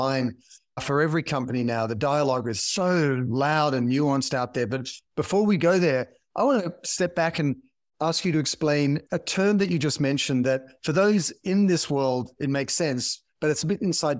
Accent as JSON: {"language": "English", "country": "Australia", "said": "I'm an Australian"}